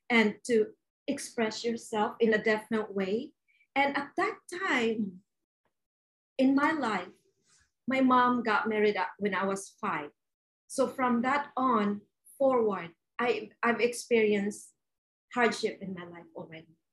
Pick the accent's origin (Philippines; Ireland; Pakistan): Philippines; I was born and raised in the Philippines